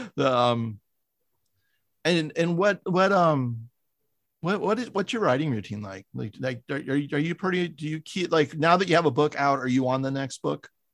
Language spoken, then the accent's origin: English; San Francisco, California, United States; also born or lived in Wisconsin; I'm from San Francisco